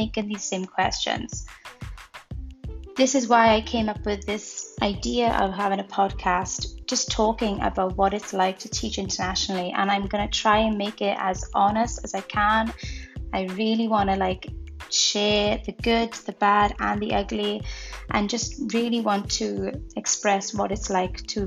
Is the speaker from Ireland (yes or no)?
no; Merthyr Tydfil, Wales, United Kingdom; moved away as an adult; also born or lived in Ho Chi Minh City, Vietnam; now in China; I am from Merthyr Tydfil, which is a small village in the Welsh Valleys of Wales in the United Kingdom